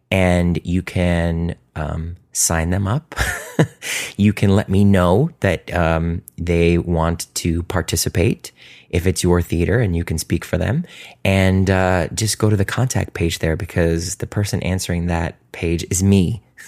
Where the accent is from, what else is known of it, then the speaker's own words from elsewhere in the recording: Cleveland, Ohio, United States; my hometown. The Cleveland Playhouse